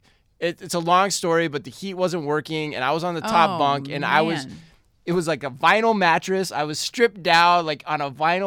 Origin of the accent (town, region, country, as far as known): Arizona, United States